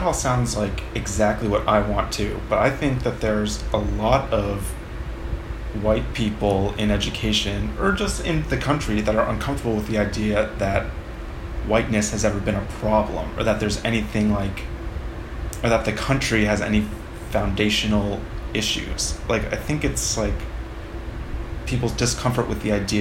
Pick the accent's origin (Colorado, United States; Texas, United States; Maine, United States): Maine, United States; I grew up in Maine